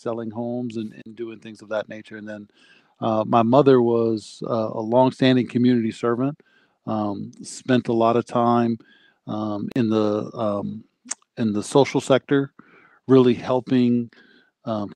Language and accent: English; Minneapolis, Minnesota, United States; I'm from South Minneapolis. I'm a proud Southsider. And, you know, been there my entire life